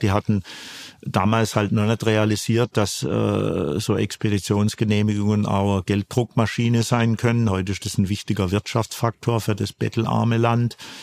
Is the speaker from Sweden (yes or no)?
no; Karlsruhe, Baden-Württemberg, Germany; ich bin ja gebürtiger Karlsruher, komm all-, eigentlich aus dem Flachland, aus der Rheinebene